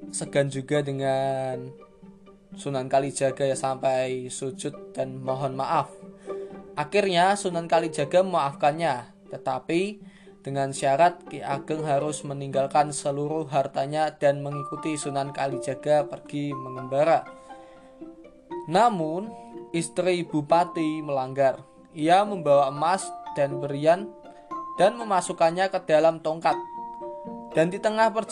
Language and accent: Indonesian; Salatiga, Central Java, Indonesia; born there; kita akan membahas tentang asal muasal kota kelahiranku, yaitu kota Salatiga